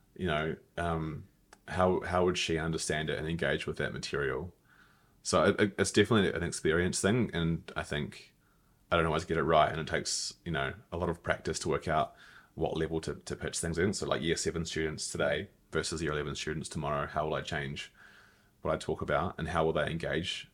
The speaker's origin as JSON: {"language": "English", "country": "New Zealand", "tie": "born or raised there", "also_born_or_lived": "Melbourne, Australia", "moved": "as an adult", "said": "my home country."}